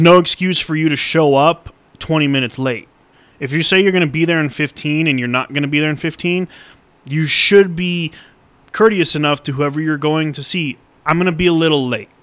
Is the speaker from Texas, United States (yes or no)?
no; Colorado, United States; I was born and raised in Colorado